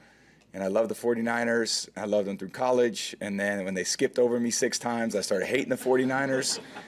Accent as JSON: {"language": "English", "area": "Bay Area", "region": "California", "country": "United States", "tie": "born or raised there", "said": "I was just a lucky kid growing up in the Bay Area. It was a great place to grow up"}